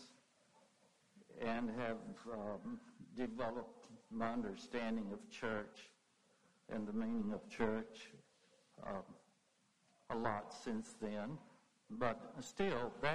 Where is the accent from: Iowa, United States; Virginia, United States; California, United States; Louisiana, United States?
Virginia, United States; Lynchburg; also born or lived in South Boston, Virginia; I was born in Lynchburg at a place that I doubt many of you know, Guggenheimer Hospital